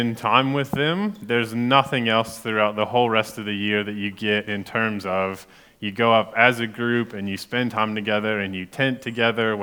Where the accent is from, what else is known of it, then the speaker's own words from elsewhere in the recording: United States; moved away as an adult; now in Gore, New Zealand; I'm American